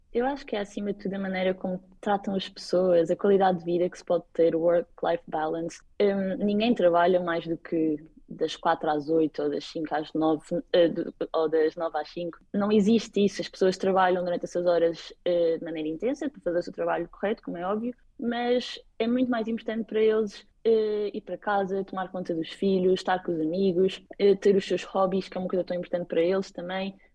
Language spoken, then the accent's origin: Portuguese; Madeira, Portugal; moved away as an adult; now in Copenhagen, Denmark; Quando digo que sou da Madeira